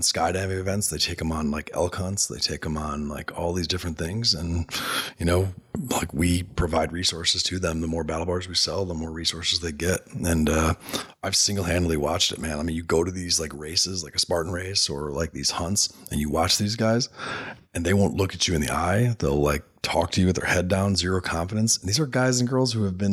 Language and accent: English; Illinois, United States; that's my home state